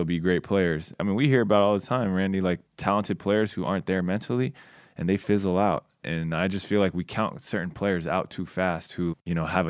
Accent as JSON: {"language": "English", "region": "California", "country": "United States", "tie": "born or raised there", "said": "And I was like, yep, I'm going back home. I'm playing for the Warriors. Yeah. It's my hometown team."}